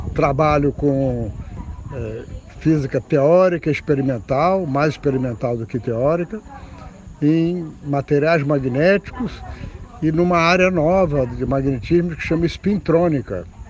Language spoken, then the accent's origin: Portuguese; Rio de Janeiro, Brazil; moved away as an adult; now in Recife, Brazil; eu nasci e cresci no Rio de Janeiro